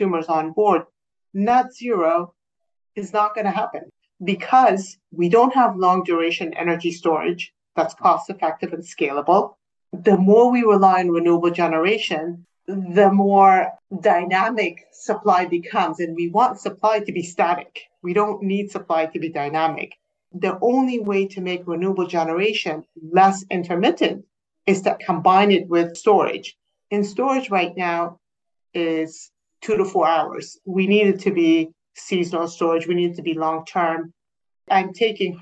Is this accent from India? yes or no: no; Kabul, Afghanistan; English is a second language; moved away; also born or lived in California; I'm originally from Kabul, Afghanistan